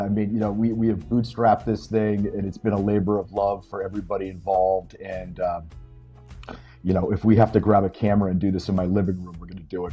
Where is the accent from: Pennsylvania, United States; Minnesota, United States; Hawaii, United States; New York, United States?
Pennsylvania, United States; my little hometown of Pennsylvania